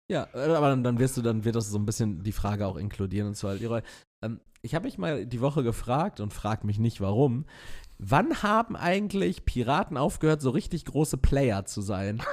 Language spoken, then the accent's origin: German; Castrop-Rauxel, North Rhine-Westphalia, Germany; in Castrop-Rauxel am, also meiner, meiner Heimatstadt.